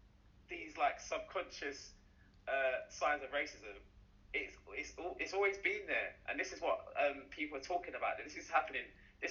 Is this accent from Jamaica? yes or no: yes; Jamaica; Yeah. I'm from Jamaica.